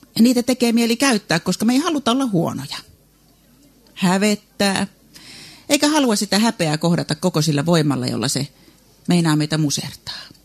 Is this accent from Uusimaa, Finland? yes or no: no; South Ostrobothnia, Finland; Meillä Etelä-Pohjanmaalla